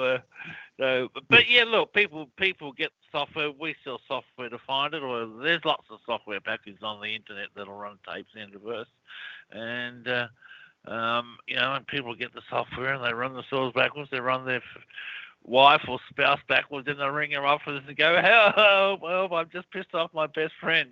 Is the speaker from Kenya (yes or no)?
no; Australia; moved away as an adult; also born or lived in United States; Australia, which is obviously where I'm from, but as you can tell by my accent.